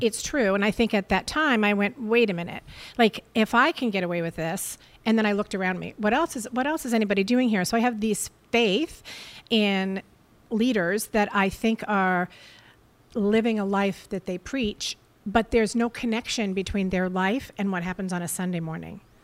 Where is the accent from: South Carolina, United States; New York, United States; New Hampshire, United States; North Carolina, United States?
New Hampshire, United States; Portsmouth; now in Scarborough, United States; I was raised in Portsmouth